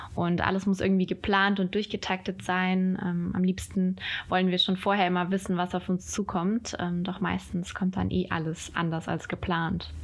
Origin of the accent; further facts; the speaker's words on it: Hesse, Germany; now in Düsseldorf, Germany; lebe in Düsseldorf. Und ursprünglich bin ich aus Hessen.